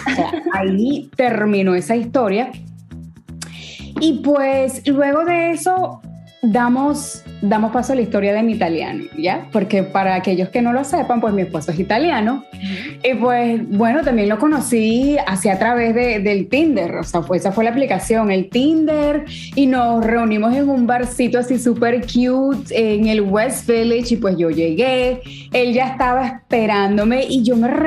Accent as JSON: {"language": "Spanish", "town": "Guayaquil", "region": "Guayas", "country": "Ecuador", "moved": "yes", "lives_now": "New York, United States", "said": "Ecuador para el mundo, soy de Guayaquil, soy de la costa y pues eh, trato de visitar lo más que puedo a mi país hermoso."}